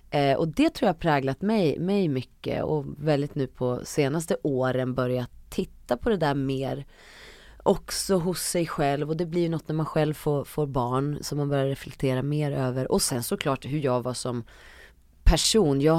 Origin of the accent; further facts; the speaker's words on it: Uppsala, Uppsala County, Sweden; Jag är ändå från Uppsala, det är ja. Sveriges fjärde största ja. stad